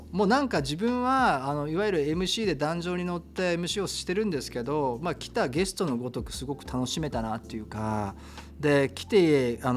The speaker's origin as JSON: {"language": "Japanese", "region": "Tokyo", "country": "Japan", "tie": "born or raised there", "said": "僕は東京で生まれ東京で育って"}